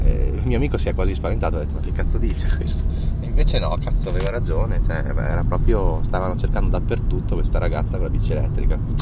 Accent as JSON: {"language": "Italian", "region": "Trentino-Alto Adige", "country": "Italy", "said": "per noi trentini"}